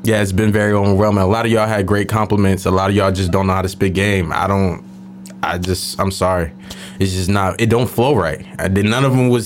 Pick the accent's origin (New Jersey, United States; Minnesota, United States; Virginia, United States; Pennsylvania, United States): Pennsylvania, United States; Philadelphia; moved away; I'm from Philadelphia